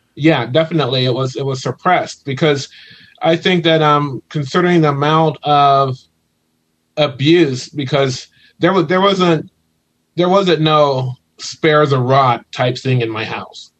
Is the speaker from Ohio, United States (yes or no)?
yes; Ohio, United States; moved away as an adult; now in California, United States; originally I'm from Ohio